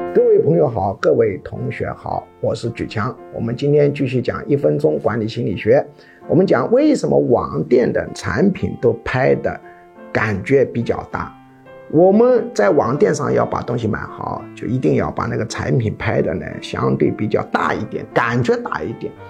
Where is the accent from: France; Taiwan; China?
China; 我们中国人